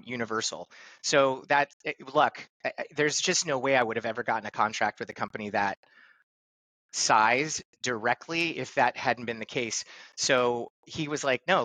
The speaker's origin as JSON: {"language": "English", "town": "Los Angeles", "region": "California", "country": "United States", "tie": "born or raised there", "said": "I grew up in Los Angeles, California"}